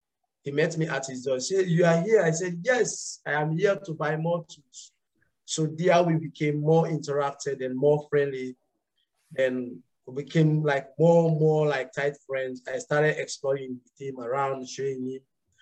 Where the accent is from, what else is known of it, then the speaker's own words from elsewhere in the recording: Kabala, Northern Province, Sierra Leone; So originally I am from Kabala, the upper northern part of Sierra Leone. And I migrated to Lone Star 15 years ago, of which I finished my high schools there.